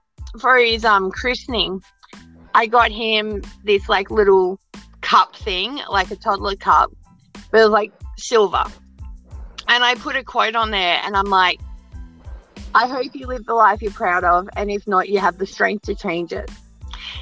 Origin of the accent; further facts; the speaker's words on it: Australia; I'm Australian